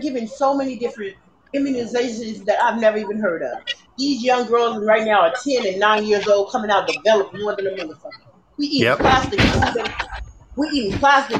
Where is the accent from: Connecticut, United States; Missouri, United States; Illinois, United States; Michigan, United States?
Illinois, United States; Chicago; moved away; also born or lived in California; I was born and raised in the south side of Chi-Town